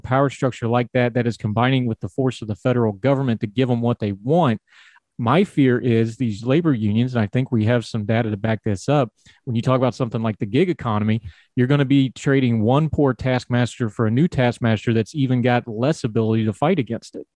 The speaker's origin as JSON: {"language": "English", "region": "West Virginia", "country": "United States", "said": "I'm from West Virginia"}